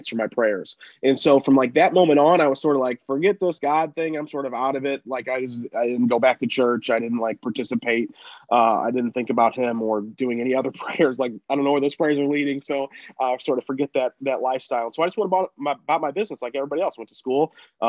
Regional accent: St. Louis, Missouri, United States; St. Louis where I live

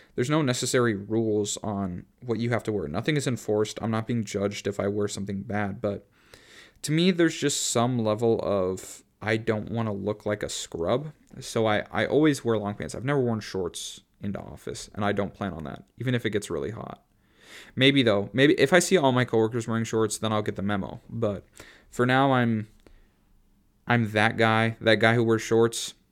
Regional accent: Minnesota, United States; also born or lived in Boston area; now in Boston, United States; I went to high school in Minneapolis when I'm from Minnesota.

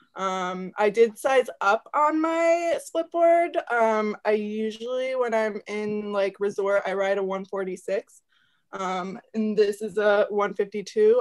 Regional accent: Fairfax, Vermont, United States; I'm from Fairfax, Vermont

